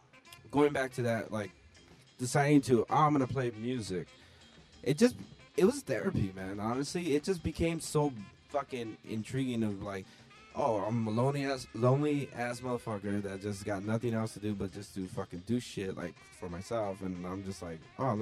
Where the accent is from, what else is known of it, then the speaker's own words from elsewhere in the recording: Los Angeles, California, United States; I come from Boyle Heights, man, it was fucking rough there, you know.